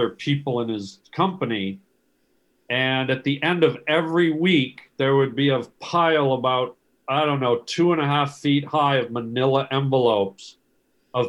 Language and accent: English; Canada; I'm Canadian.